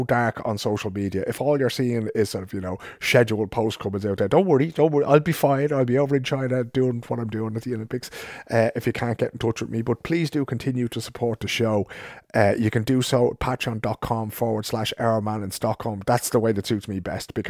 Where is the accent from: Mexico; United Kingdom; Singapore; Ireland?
Ireland; Dublin, Leinster; accent: Dublin; now in Sweden; my Dublin accent